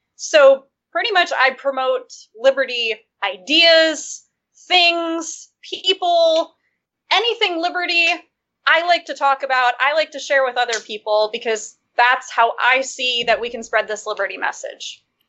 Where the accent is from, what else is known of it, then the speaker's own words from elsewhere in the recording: Michigan, United States; I'm from Michigan